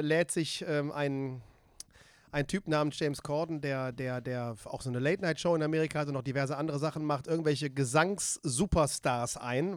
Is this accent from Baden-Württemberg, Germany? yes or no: no; Siegburg, North Rhine-Westphalia, Germany; also born or lived in Seelscheid; Ich komme, ich bin in Siegburg geboren.